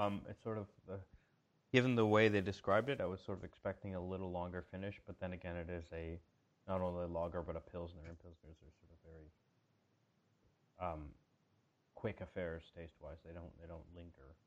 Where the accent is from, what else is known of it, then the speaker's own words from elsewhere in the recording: Calgary, Alberta, Canada; moved away as an adult; also born or lived in Europe; my hometown, Calgary, Alberta's